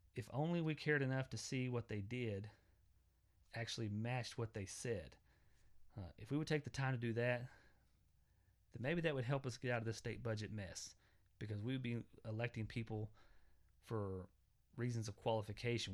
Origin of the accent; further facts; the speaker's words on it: Southwest Oklahoma, United States; I come from Southwest Oklahoma. Uh, my parents are very traditional.